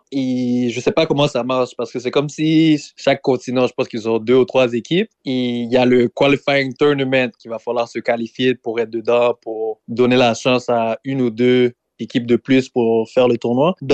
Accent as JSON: {"language": "French", "town": "Montreal", "region": "Quebec", "country": "Canada", "tie": "born there", "said": "T'as pas besoin nécessairement d'être né en Haïti. Moi, je suis né à Montréal."}